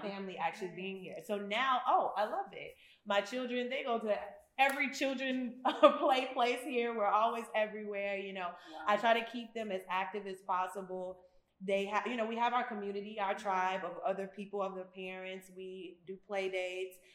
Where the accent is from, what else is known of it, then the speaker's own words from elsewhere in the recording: United States; moved away as an adult; also born or lived in Memphis, Tennessee / Chicago, Illinois / Atlanta, Georgia; now in Ghana; So I literally grew up in both, both Memphis and Chicago